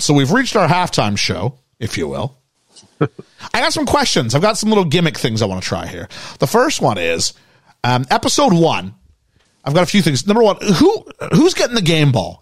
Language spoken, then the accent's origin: English; Canada; as a Canadian kid